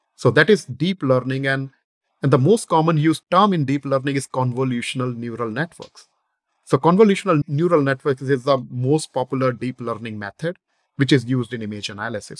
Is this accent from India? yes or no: yes; northern India, India; moved away as an adult; now in United States; I was born in India, the northern portion of India, uh, in a businessman family.